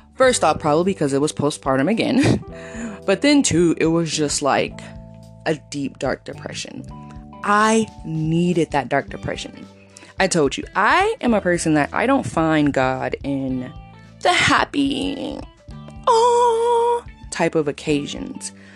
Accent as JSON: {"language": "English", "region": "California", "country": "United States", "also_born_or_lived": "Texas", "said": "coming back to California from Texas at the end of 2020 and the first half of 2021 I was like back at my roots"}